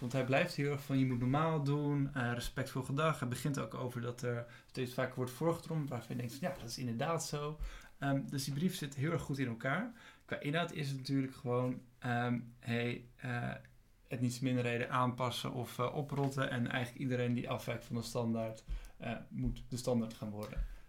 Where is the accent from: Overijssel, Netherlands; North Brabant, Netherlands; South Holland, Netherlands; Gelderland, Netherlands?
South Holland, Netherlands; Alphen aan de Rijn; ik ook geboren ben in Alphen aan de Rijn